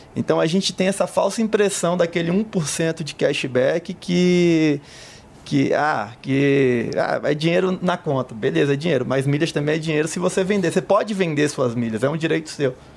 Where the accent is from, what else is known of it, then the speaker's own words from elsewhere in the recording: Salvador, Bahia, Brazil; Sou de Salvador